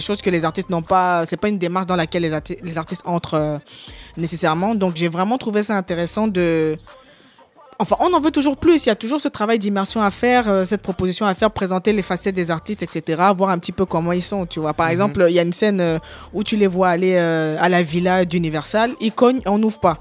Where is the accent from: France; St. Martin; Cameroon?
Cameroon; je suis camerounais